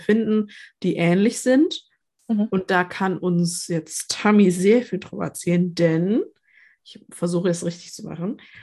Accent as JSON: {"language": "German", "town": "Nuremberg", "region": "Bavaria", "country": "Germany", "said": "Ja, ich komme aus Nürnberg"}